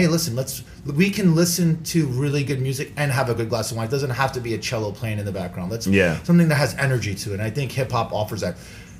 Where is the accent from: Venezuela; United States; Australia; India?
United States; New York City, New York; I grew up in Midtown Manhattan. I grew up in Hell's Kitchen, New York, right? So I grew up with a motley crew of different people. I mean, mm-hmm. Puerto Rican, African American. I mean, I was actually the minority, right?